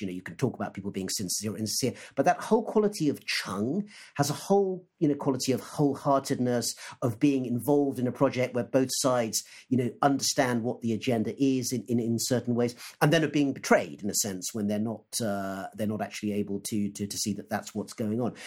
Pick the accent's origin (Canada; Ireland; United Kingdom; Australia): United Kingdom; also born or lived in Oxford; me as a British Asian